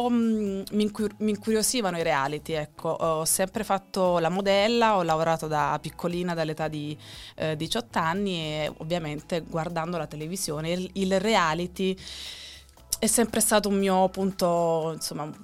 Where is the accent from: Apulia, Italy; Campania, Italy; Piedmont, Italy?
Campania, Italy; Naples; also born or lived in Rome; now in Milan, Italy; Diciamo che io sono di Napoli, quindi vengo da Napoli. Poi ho avuto un breve periodo di un annetto a Roma, poi da Roma sono ritornata a Napoli e poi sono arrivata qui a Milano.